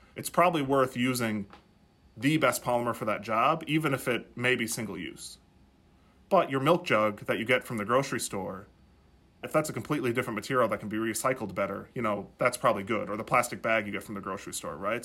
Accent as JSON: {"language": "English", "region": "South Dakota", "country": "United States", "tie": "born or raised there", "moved": "yes", "said": "as I was growing up in South Dakota"}